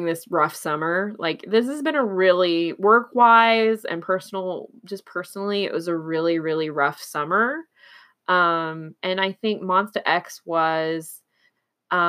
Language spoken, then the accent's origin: English; Oklahoma, United States; now in Texas, United States; I'm in Texas and I'm from Oklahoma, so I'm very used to the Texas accent